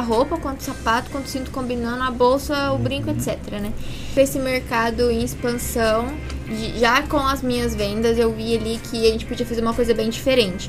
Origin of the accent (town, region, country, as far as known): Franca, São Paulo, Brazil; born or raised there